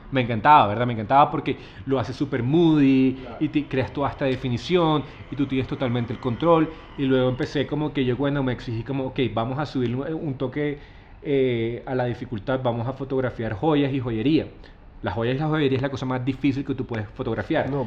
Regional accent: Santa Marta, Magdalena, Colombia; also born or lived in Bogotá / Buenos Aires, Argentina / South Korea / New York, United States; now in Minca, Colombia; Sí, yo soy Samario, nací en Santa Marta

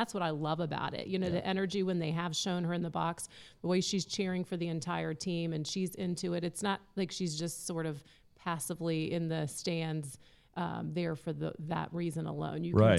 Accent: San Francisco, California, United States; born there; I was born in San Francisco, so I would feel compelled.

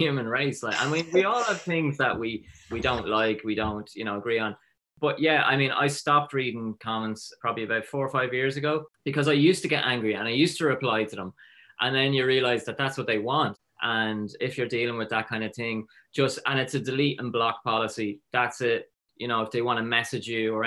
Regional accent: Drogheda, Leinster, Ireland; I grew up in Drogheda

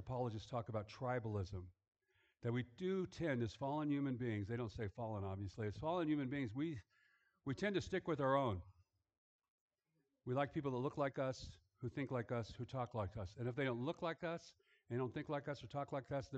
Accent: Los Angeles, California, United States; also born or lived in Germany; I grew up in a Jewish neighborhood

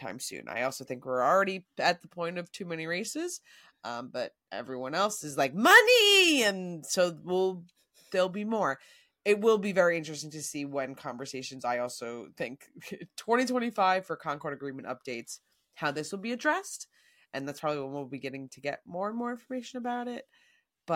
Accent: United States; as an American

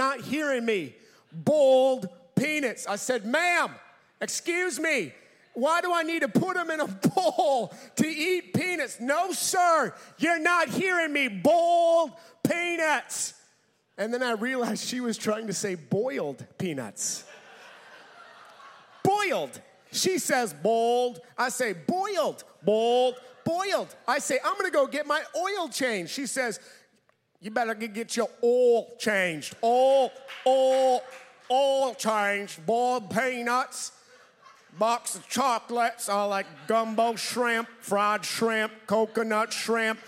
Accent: Minnesota, United States; I'm from Minnesota.

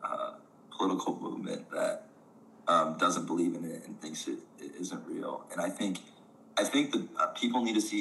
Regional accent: Michigan, United States; growing up in Michigan for a while

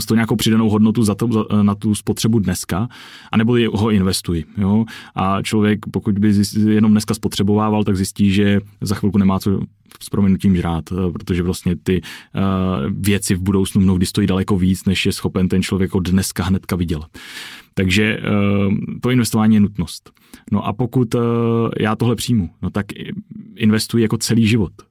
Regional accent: Czechia; jako Čech

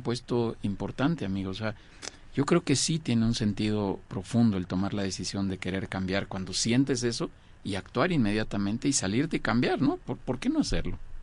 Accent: Mexico; yo soy mexicano

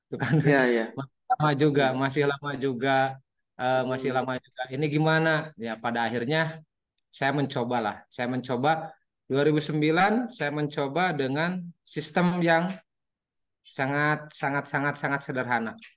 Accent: Selamanik, West Java, Indonesia; also born or lived in Majalengka; alhamdulillah kalau saya lahir dan tumbuh besar di Selama Selamanik.

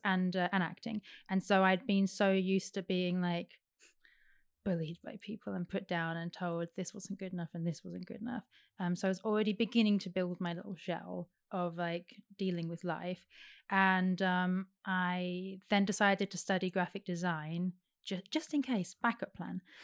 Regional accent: Derby, East Midlands, United Kingdom; moved away as an adult; I was born in Derby

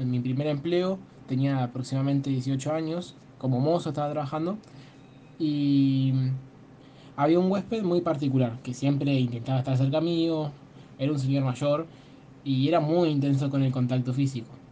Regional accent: San Javier, Santa Fe, Argentina; soy de San Javier.

